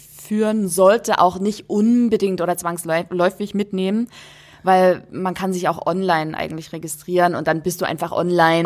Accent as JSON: {"language": "German", "town": "Dresden", "region": "Saxony", "country": "Germany", "tie": "born or raised there", "said": "wir haben in meiner Heimatstadt äh, ein Museum, das nennt sich Hygienemuseum"}